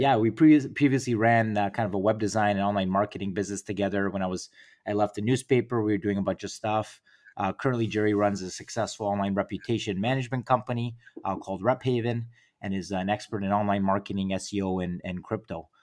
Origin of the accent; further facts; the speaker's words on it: Canada; interviewing other Canadians